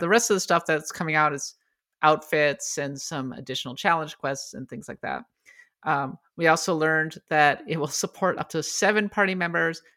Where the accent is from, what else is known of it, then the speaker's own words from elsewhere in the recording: Bloomington, Minnesota, United States; my hometown, Bloomington, Minnesota